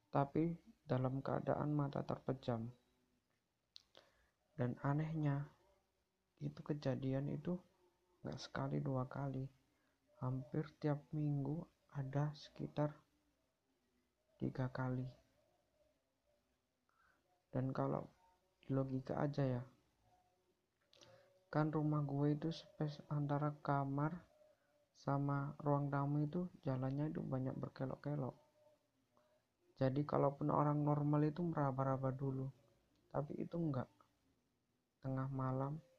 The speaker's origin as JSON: {"language": "Indonesian", "town": "Gresik", "region": "East Java", "country": "Indonesia", "said": "Gue berasal dari Gersik."}